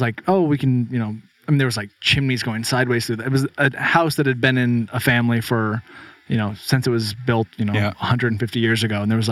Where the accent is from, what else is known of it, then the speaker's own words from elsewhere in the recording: Bend, Oregon, United States; moved away as an adult; now in Peacham, Vermont, United States; in Bend, Oregon, where I grew up